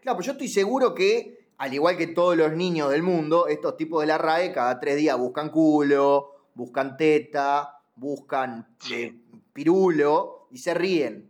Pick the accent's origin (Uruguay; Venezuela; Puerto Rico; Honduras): Uruguay; yo como uruguayo